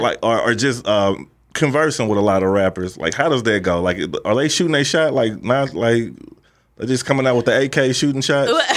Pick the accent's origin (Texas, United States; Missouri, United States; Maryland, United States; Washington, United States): Missouri, United States; St. Louis; I'm from Saint Louis